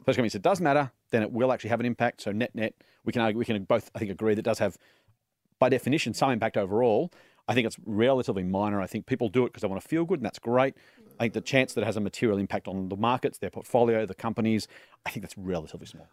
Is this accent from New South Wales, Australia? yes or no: yes; New South Wales, Australia; I'm a league and union fan 'cause I grew up in New South Wales.